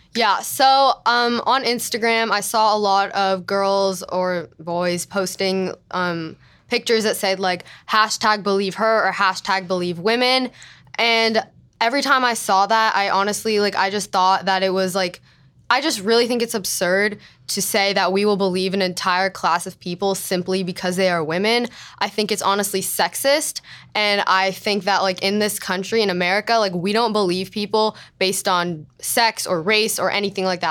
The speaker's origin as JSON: {"language": "English", "town": "Los Angeles", "region": "California", "country": "United States", "said": "I'm from L"}